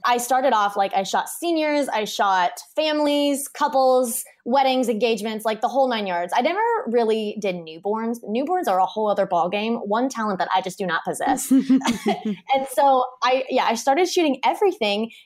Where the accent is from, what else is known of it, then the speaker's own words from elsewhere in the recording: Kansas, United States; moved away as an adult; now in Hawaii, United States; we grew up in Kansas. I started my business in Kansas